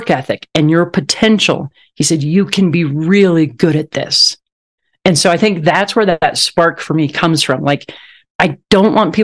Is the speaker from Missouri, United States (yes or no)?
yes; Southwest Missouri, United States; I grew up on a farm in Southwest Missouri, and my hometown had around 9,000 people in it